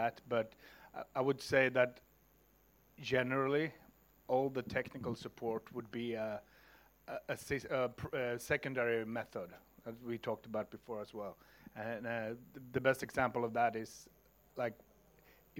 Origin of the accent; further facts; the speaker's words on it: Stockholm, Stockholm County, Sweden; my hometown, for example, Stockholm